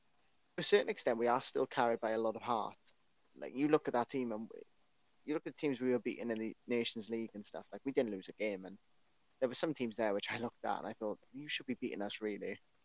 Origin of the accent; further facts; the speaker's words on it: Wales, United Kingdom; I absolutely love to see as a Welsh football